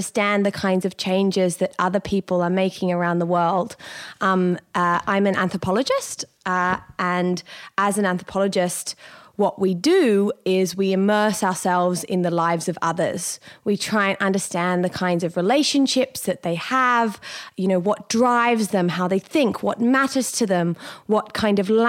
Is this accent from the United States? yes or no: no; Sydney, New South Wales, Australia; I grew up here in Sydney, in Cronulla